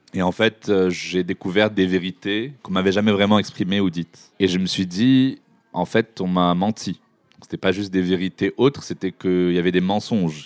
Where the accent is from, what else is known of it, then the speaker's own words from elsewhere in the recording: Morocco; now in France; j'ai grandi au Maroc dans une culture dite arabo-musulmane